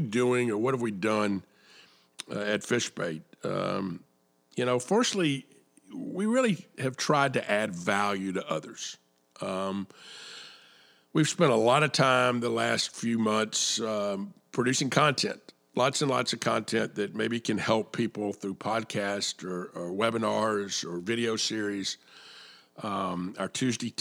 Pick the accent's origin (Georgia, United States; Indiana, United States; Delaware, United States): Georgia, United States; Atlanta; I was born and raised in Atlanta